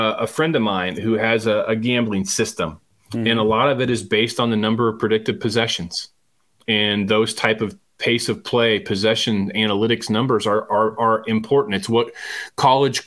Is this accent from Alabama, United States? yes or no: no; Eastern Iowa, United States; being a kid growing up in Eastern Iowa